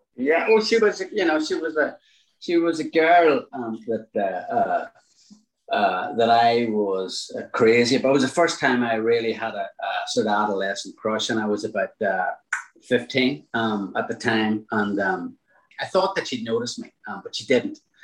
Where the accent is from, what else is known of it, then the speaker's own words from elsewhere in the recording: Newry, Northern Ireland, United Kingdom; I'm from Newry